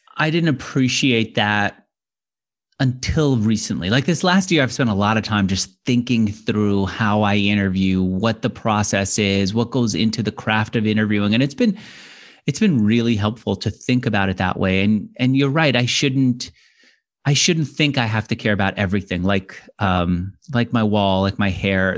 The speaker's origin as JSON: {"language": "English", "region": "New York", "country": "United States", "tie": "born or raised there", "said": "as a New Yorker growing up wanting to be, um, uh, an, an entrepreneur"}